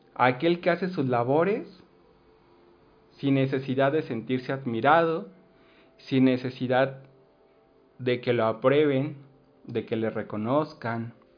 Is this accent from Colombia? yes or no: no; Mexico; si nos uniéramos como mexicanos